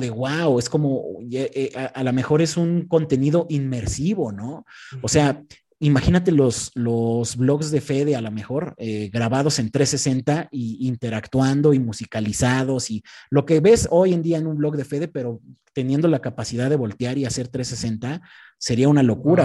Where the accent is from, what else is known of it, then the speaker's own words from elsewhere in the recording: Texcoco, State of Mexico, Mexico; moved away as an adult; now in Mexico City, Mexico; actualmente vivo en Ciudad de México, pero no, no me desarrollé aquí. O sea, yo soy de un pueblito que se llama Tequexquinahuac, que está en el municipio de Texcoco.